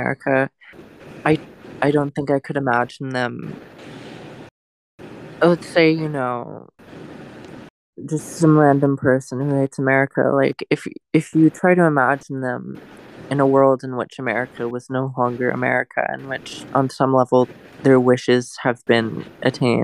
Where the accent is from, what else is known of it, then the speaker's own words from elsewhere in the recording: Florida, United States; I am an American. I grew up in Florida